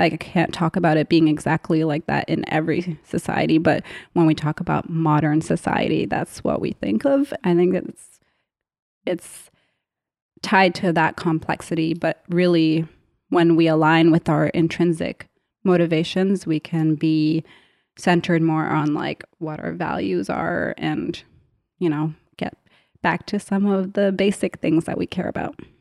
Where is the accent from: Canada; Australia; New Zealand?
Canada; I grew up in Canada